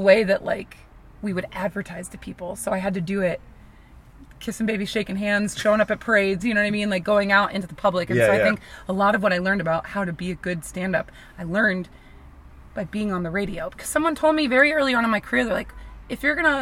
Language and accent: English; Mercer County, New Jersey, United States; moved away as an adult; also born or lived in New York / California; I grew up in New Jersey